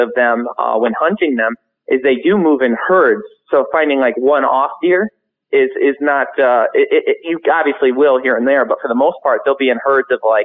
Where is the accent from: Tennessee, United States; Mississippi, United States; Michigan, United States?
Michigan, United States; we're from Michigan